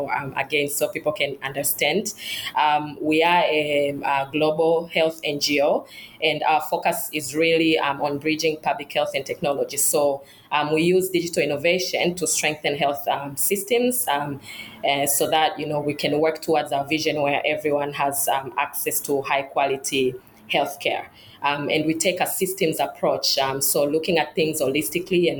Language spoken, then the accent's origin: English; Dar es Salaam, Tanzania; moved away as an adult; also born or lived in United States / United Kingdom; I grew up in Dar es Salaam in Tanzania